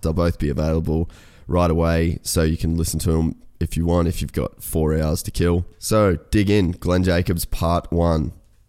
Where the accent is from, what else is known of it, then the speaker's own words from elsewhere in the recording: Cairns, Queensland, Australia; you're from Cairns, I'm obviously from Cairns